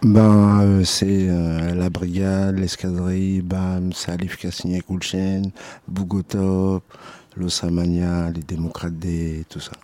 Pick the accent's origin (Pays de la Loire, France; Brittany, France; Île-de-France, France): Île-de-France, France; Paris; Je suis de Paris, moi. Je suis de Paris, mais j'étais parti en banlieue